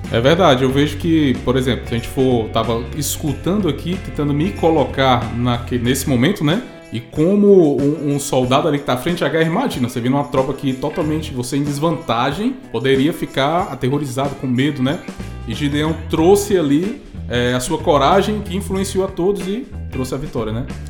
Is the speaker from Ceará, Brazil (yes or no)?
yes; Fortaleza, Ceará, Brazil; lá de Fortaleza, Ceará, minha terrinha natal